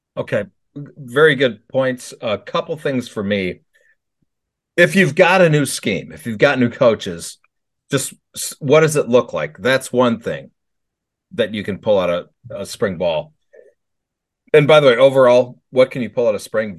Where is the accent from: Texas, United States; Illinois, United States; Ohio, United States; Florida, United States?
Illinois, United States; Chicago suburbs; I grew up in Chicago Burbs